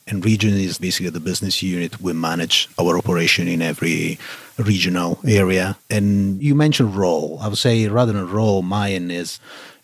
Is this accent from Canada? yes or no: no; Italy; accent: Italianish; English is a second language; moved away as an adult; now in Texas, United States; my accent is still a bit Italianish